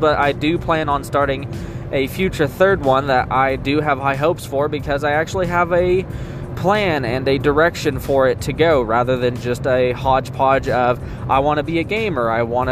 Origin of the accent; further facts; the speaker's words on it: Oklahoma, United States; I am from Oklahoma